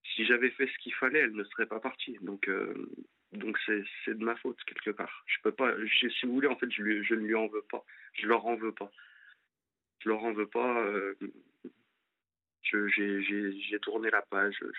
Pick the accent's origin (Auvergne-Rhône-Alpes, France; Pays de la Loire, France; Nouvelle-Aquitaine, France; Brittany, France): Auvergne-Rhône-Alpes, France; Lyon; moved away as an adult; now in Angers, France; je suis de Lyon et je suis monté pour euh, pour mon ex sur Angers